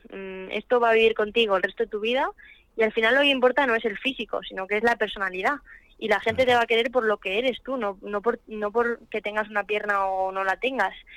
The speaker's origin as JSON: {"language": "Spanish", "country": "Spain", "said": "en mi país"}